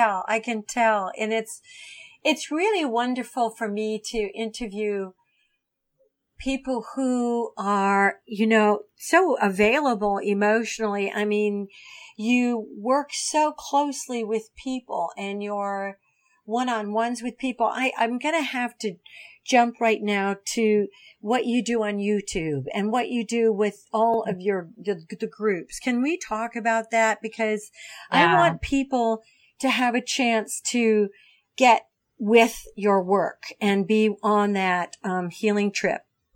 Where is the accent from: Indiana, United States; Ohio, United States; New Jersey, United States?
Ohio, United States; I grew up in Ohio. I grew up in a small town in Ohio.